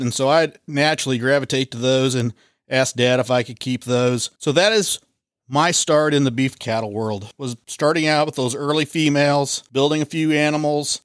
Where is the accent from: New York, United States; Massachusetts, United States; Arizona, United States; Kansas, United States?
Kansas, United States; Linn; I grew up in the Lynn area